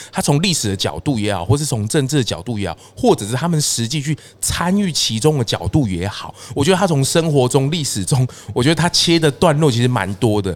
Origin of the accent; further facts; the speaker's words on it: Taiwan; 我们是台湾人